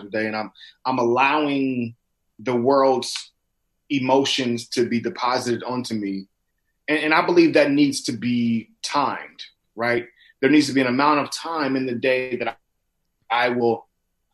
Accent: Inglewood, California, United States; living and growing up in Inglewood, California

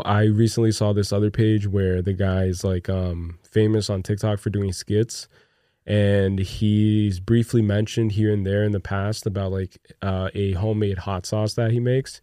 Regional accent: New Jersey, United States; we're also from Jersey

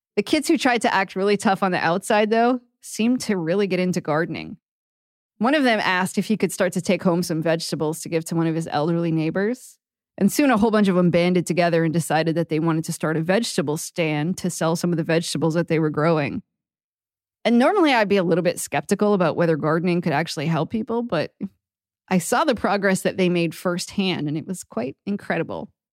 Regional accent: Maine, United States; I grew up in Maine, where the growing season is really short

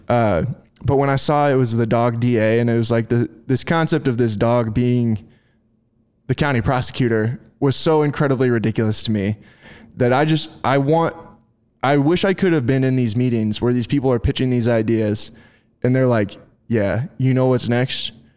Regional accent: United States; Maryville, Missouri, which is in the northwest corner of, of, uh, Missouri, is about thirty minutes from my hometown

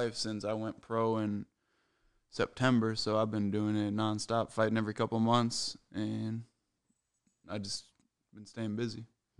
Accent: Apple Valley, Minnesota, United States; Apple Valley, basically. That's where I grew up. That's where I went to high school and everything.

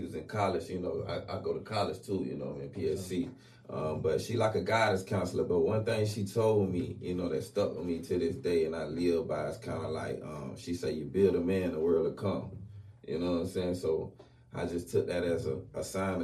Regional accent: Montclair, United States; I grew up in Montclair

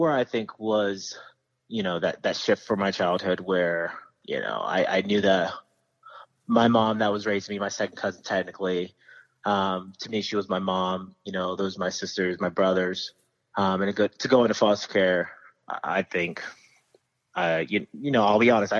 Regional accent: Stockton, California, United States; I grew up in Stockton, California

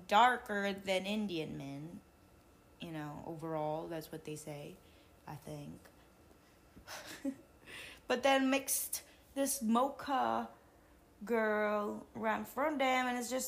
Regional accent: Macau; moved away; I was born in Macau

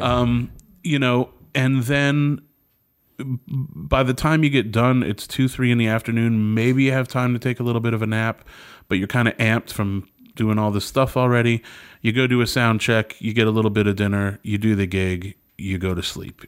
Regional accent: Connecticut, United States; moved away; I grew up in Connecticut

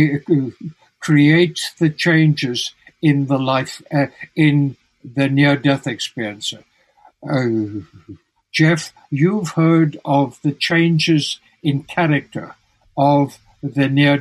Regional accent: South Africa; moved away as an adult; also born or lived in Tucson, Arizona; in South Africa, I was very ill

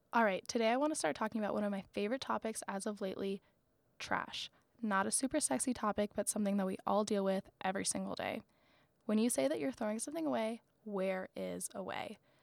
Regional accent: Florida, United States; moved away; also born or lived in North Carolina; I'm from Florida

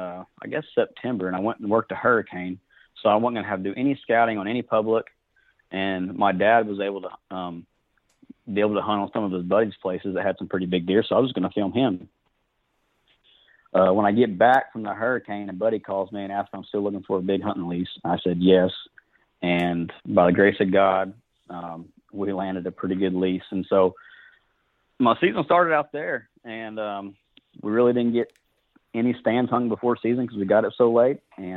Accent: Fort Gibson, Oklahoma, United States; now in Muskogee, United States; I'm from Fort Gibson, Oklahoma. I live in Muskogee now.

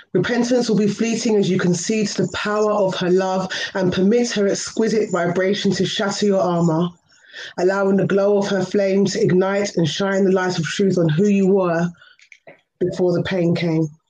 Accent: London, United Kingdom; I'm from London, so it's one a.m. here.

